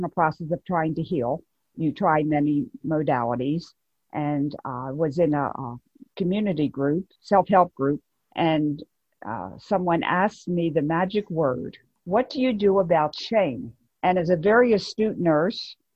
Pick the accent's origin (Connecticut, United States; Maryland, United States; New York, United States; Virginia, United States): Maryland, United States; Baltimore; now in North Carolina, United States; I grew up in Baltimore, Maryland